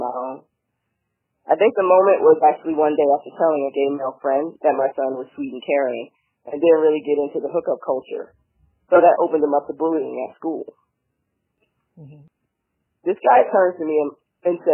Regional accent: Philadelphia, Pennsylvania, United States; moved away as an adult; now in San Diego, United States; I was born and raised in Philly

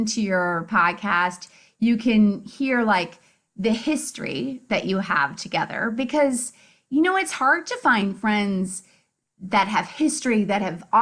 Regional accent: Indiana, United States; moved away as an adult; also born or lived in Chicago, Illinois; now in Marietta, Georgia, United States; I'm from Indiana

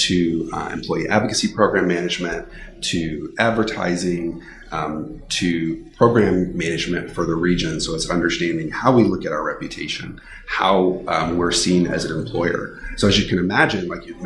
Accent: Texas, United States; also born or lived in Bay Area, California; I am born and bred in Texas. I've spent my whole life in Texas, except for 1 year that I spent in the Bay Area.

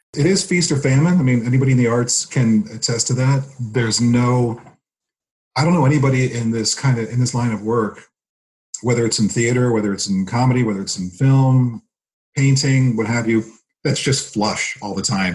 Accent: Laurel, Maryland, United States; moved away as an adult; also born or lived in New Jersey / Frederick, Maryland; now in Pennsylvania, United States; I was born in New Jersey. We moved when I was three. I grew up in Maryland right between, like literally smack dab between Baltimore's here, DC's here, Laurel, the town I grew up in, was right in between them.

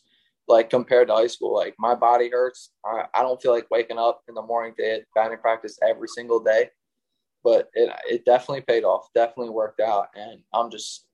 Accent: Chichester, Pennsylvania, United States; growing up in Chi

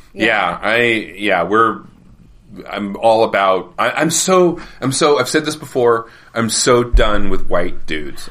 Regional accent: Colorado, United States; dumb white straight cis male growing up in Colorado

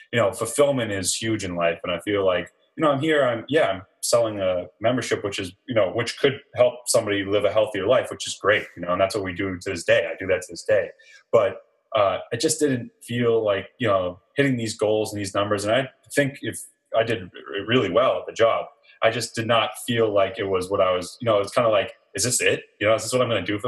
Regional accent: Ipswich, Massachusetts, United States; also born or lived in California / Budapest, Hungary; I'm from the North Shore of Massachusetts, a little town called Ipswich

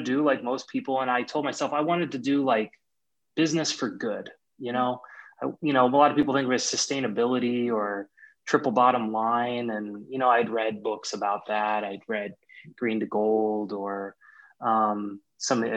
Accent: Kansas area, United States; also born or lived in California; now in Minnesota, United States; I'm from the Kansas area

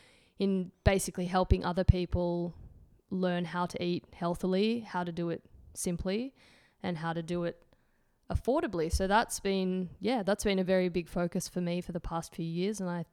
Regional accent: Canberra, Australian Capital Territory, Australia; moved away as an adult; also born or lived in United Kingdom / Belgium; I'm 29, I'm Australian. Grew up in Canberra. I've lived overseas for the last 8 or 9 years now. I've lived in the UK. I've lived in Belgium.

